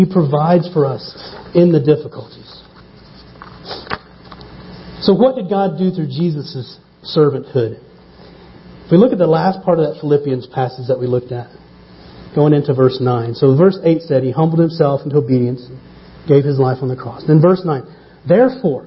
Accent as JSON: {"language": "English", "region": "small town in the Bible Belt", "country": "United States", "tie": "born or raised there", "moved": "yes", "lives_now": "Stapleton, Denver, United States", "said": "My hometown, 3,500 people, 35 churches. 1 to 100 ratio. Not too bad. Buckle of the Bible belt."}